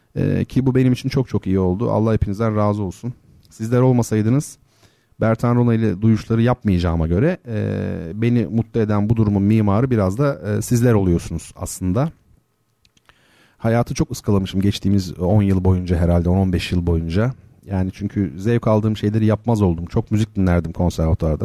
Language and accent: Turkish; Turkey; first language Turkish; Ülkemiz sanayi ülkesi değil